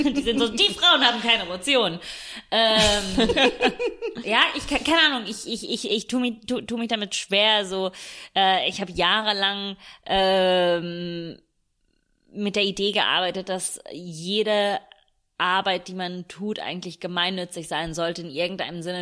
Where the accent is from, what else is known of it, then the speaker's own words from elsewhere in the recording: Italy; now in Germany; als Italienerin